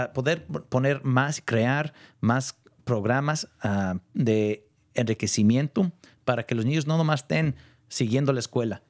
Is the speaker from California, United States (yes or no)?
yes; Point Reyes, California, United States; yo nací en Ponreyes, allá un ranchito tan lejos de todo.